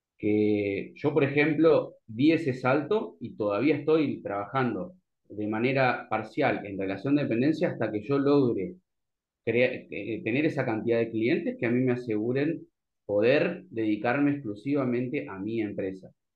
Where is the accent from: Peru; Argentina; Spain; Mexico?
Argentina; Santa Fe; moved away; yo soy de Santa Fe, por ejemplo, vivo acá